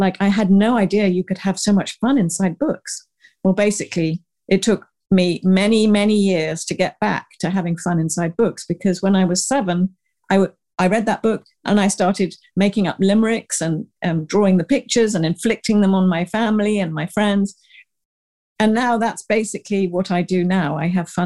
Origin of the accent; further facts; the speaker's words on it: the New Forest, South East England, United Kingdom; moved away as an adult; also born or lived in Uganda / Paris, France / London, United Kingdom; now in Manhattan, United States; So I'm a British, I was born in Uganda, Africa, raised in England and the New Forest, went to the Sorbonne, worked in London, came to America for just a year, I thought, and I'm still here like over 30 years ago